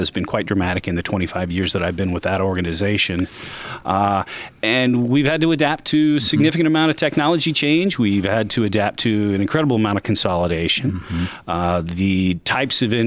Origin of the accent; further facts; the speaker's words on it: Marion, Indiana, United States; also born or lived in Seattle; I grew up in Marion